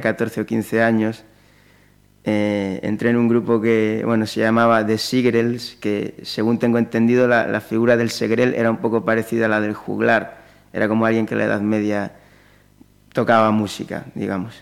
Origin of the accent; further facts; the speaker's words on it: Pontevedra, Galicia, Spain; moved away as an adult; yo soy de aquí, de Pontevedra, de toda la vida y salvo años sueltos eh, por circunstancias puntuales, pues he vivido aquí toda mi vida hasta hace muy poquito que, me he ido